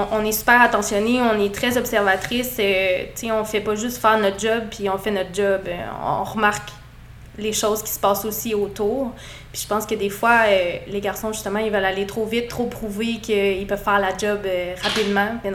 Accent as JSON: {"language": "French", "town": "Quebec City", "region": "Quebec", "country": "Canada", "also_born_or_lived": "St-Maurice, Quebec", "moved": "as an adult", "lives_now": "Saint-Maurice, Canada", "said": "je viens de Québec."}